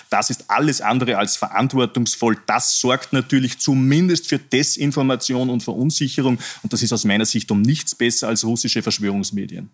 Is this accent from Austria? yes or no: yes; Upper Austria, Austria; mein Heimatbundesland Oberösterreich